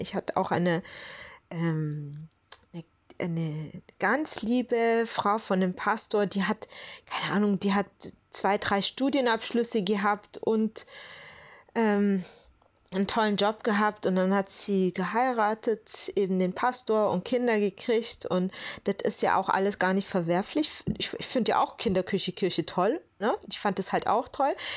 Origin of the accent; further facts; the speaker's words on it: Southern Germany, Germany; ich bin ja aus Süddeutschland